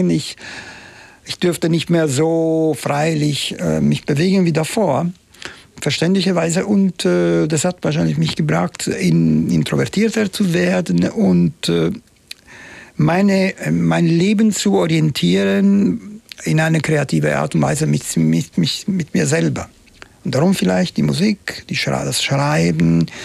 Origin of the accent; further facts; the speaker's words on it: Palermo, Sicily, Italy; German is a second language; das Ende der 60er Jahre ich lebte in Palermo, meine Heimatstadt, und die war natürlich noch nicht so. Wir haben ein bisschen am Rand der Stadt gelebt